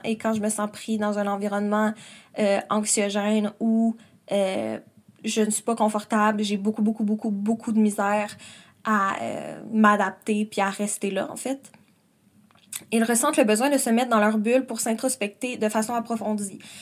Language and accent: French; Quebec City, Quebec, Canada; moved away as an adult; now in Montreal, Canada; je viens de Québec et là j'habite à Montréal